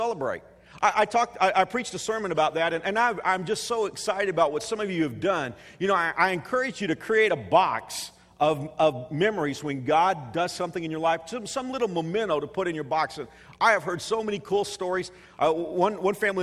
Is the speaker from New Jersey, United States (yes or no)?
no; Texas, United States; moved away as an adult; now in Wichita, Kansas, United States; I'm a Texan